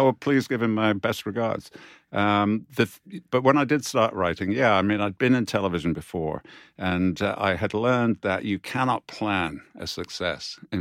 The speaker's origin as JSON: {"language": "English", "country": "United Kingdom", "said": "we as British authors"}